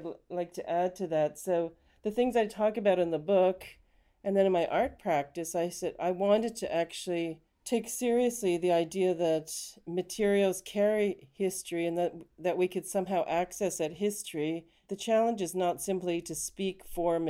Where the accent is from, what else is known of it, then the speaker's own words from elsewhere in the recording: Canada; now in United Kingdom; You can probably tell from my accent, I'm actually from Canada.